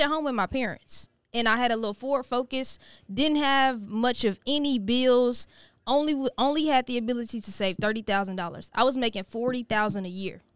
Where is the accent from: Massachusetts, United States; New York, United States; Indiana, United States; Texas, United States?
Texas, United States; Missouri City; Born and raised in Houston, Texas